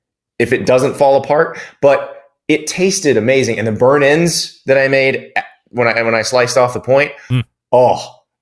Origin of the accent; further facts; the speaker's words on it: the South, United States; You know, I'm from the South. I'm from pulled pork country.